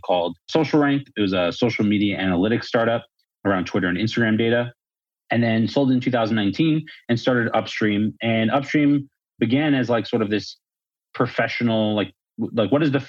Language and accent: English; New York, United States; moved away as an adult; now in Miami, United States; Born and raised in New York, moved to Miami about a year and a half ago before it was cool.